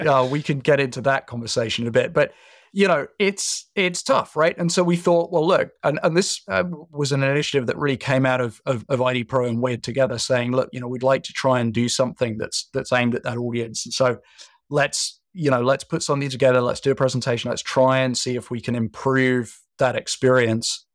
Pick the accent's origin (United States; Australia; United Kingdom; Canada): United Kingdom; being British